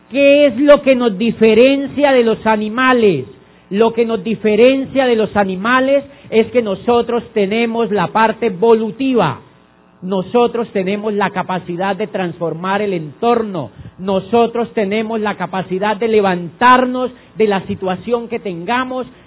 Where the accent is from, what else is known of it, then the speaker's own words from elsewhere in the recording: Neiva, Huila, Colombia; yo cuando yo soy de Neiva y cuando yo tenía la edad de entrar a la universidad vi en una revista Diners que decía yo quería estudiar derecho